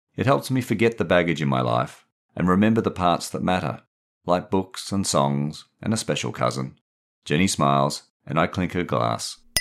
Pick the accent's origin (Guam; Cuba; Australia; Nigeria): Australia; Perth, Western Australia; moved away as an adult; also born or lived in England; I grew up in Perth in the nineteen sixties and seventies